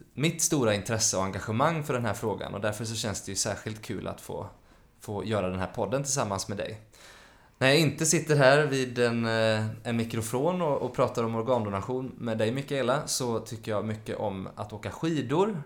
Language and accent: Swedish; Mölndal, Västra Götaland, Sweden; Jag kommer ifrån Mölndal, söder om Göteborg